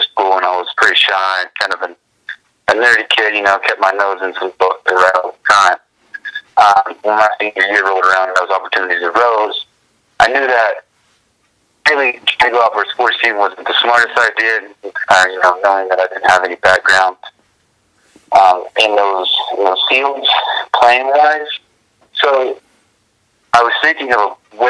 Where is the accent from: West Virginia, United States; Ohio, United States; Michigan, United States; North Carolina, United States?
West Virginia, United States; now in Houston, United States; everybody knows that I'm from West Virginia